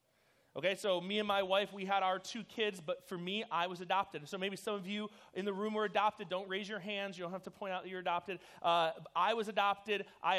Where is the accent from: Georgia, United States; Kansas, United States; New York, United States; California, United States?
New York, United States; New York City; born there; My birth mother, I was born in New York City.